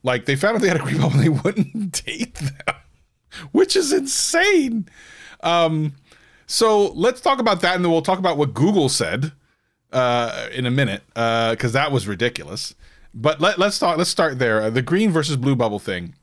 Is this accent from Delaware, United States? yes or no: yes; Delaware, United States; moved away; back when I lived on the East Coast, when I was from Delaware